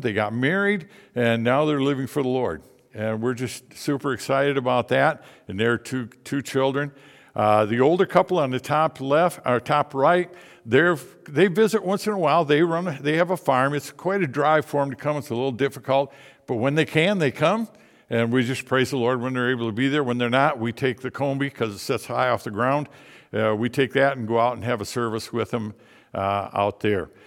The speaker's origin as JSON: {"language": "English", "town": "Indian River", "region": "Michigan", "country": "United States", "also_born_or_lived": "Tennessee", "moved": "yes", "said": "I'm a Michigander. I'm a troll. I'm from Indian River, Michigan."}